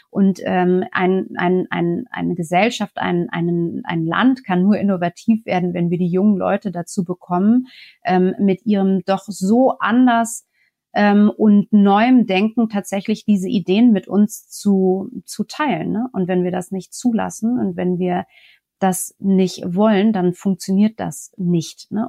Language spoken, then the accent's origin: German; France; er erwartet dann schon von mir als Franzose, vielleicht muss ich das noch dazu sagen. Das heißt, in Frankreich sind wir ja auch ähm, mit der Parität